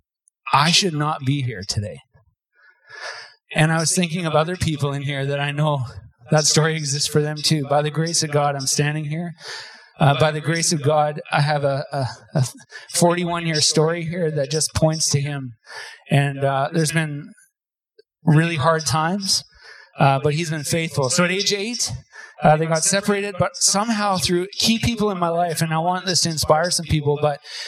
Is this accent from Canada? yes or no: yes; Terrace, British Columbia, Canada; I grew up in Terrace, BC. We moved there when I was 5.